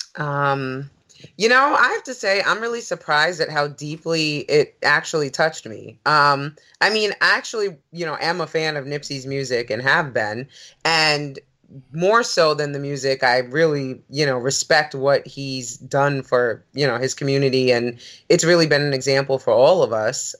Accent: New York, United States; growing up in New York

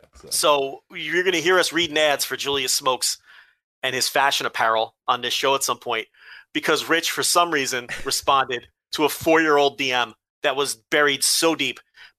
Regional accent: Melbourne, Victoria, Australia

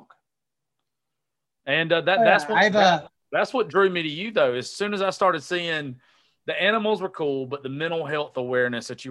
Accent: the South, United States; I was raised down here in the South

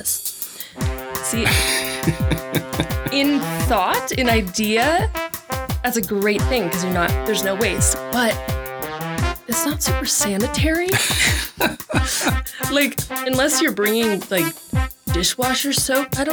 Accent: Santa Cruz, California, United States; I grew up in Santa Cruz, California, so we got the redwoods

